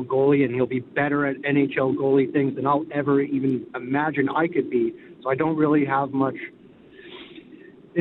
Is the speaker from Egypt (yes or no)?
no; Calgary, Alberta, Canada; now in Salmon Arm, Canada; Born and raised in Calgary